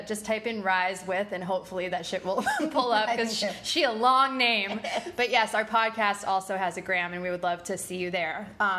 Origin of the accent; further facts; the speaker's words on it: New York, United States; But listen, we love New York. That was just one of the things you learned to live with as a New Yorker, you know?